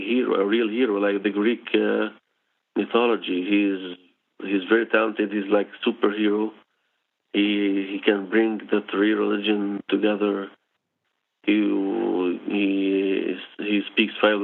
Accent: Israel; English is a second language; I was born in Israel

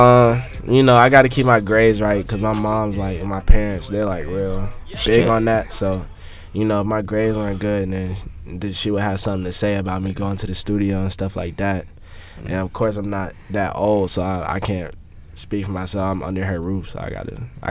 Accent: Atlanta, Georgia, United States; I'm from Atlanta

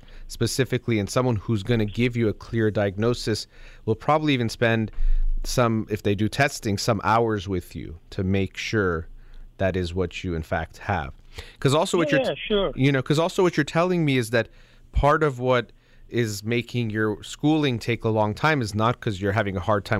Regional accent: United States; I'm born and raised in America

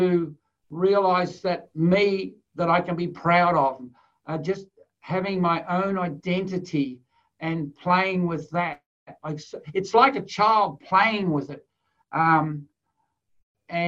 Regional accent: Australia; being Aussie or being Australian

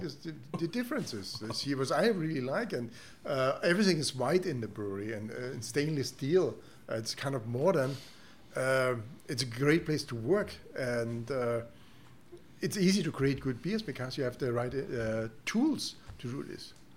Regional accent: Germany; English is a second language; moved away as an adult; also born or lived in Canada; now in Houston, United States; I'm come from Germany

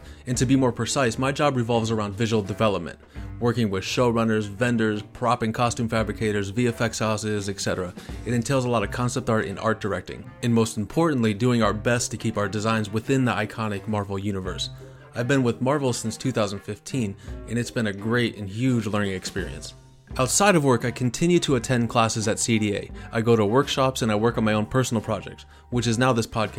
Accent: Erie, Pennsylvania, United States; moved away as an adult; also born or lived in Columbus, Ohio / California; I was born in Erie, Pennsylvania, graduated high school in 1998, went to art college in Columbus, Ohio

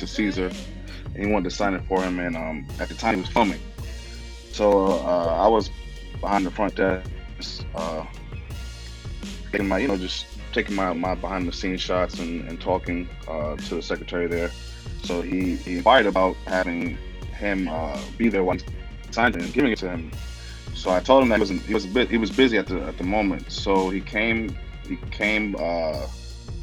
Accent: New York City, New York, United States; I'm from the Bronx, the Valley

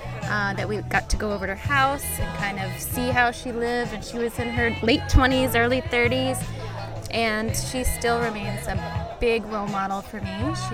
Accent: Wellington, Connecticut, United States; I'm from Wellington, Connecticut.

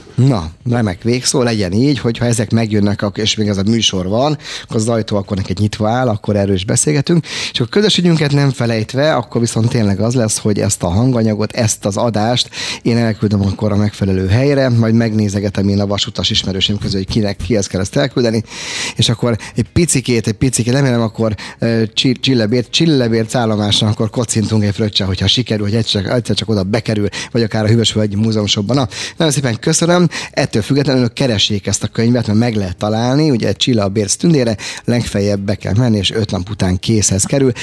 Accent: Budapest, Hungary; Én angyalföldi gyerek vagyok

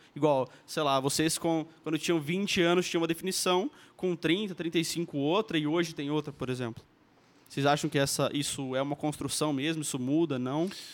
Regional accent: Maringá, Paraná, Brazil; eu nasci em Maringá também

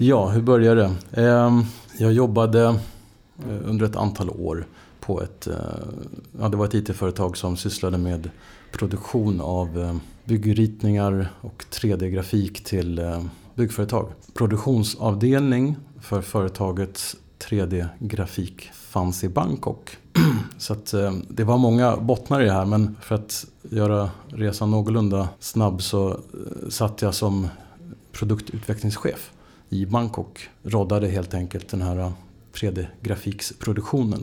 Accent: Stockholm, Stockholm County, Sweden; jag är ju född in i Stockholm. Uppväxt i, liksom, verkligen in i stan.

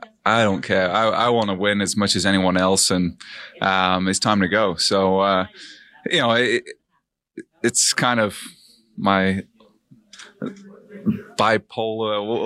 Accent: Sheffield, Yorkshire and the Humber, United Kingdom; I'm from Sheffield in England.

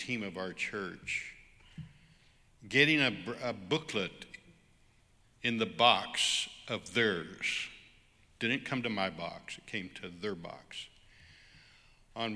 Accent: United States; I'm just an American worship leader in a church

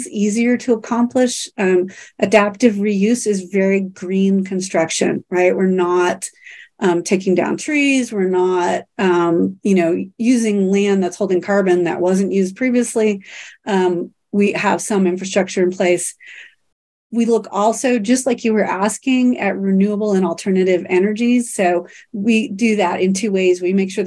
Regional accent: Kansas City, United States; I grew up in Kansas City and went to school at KU

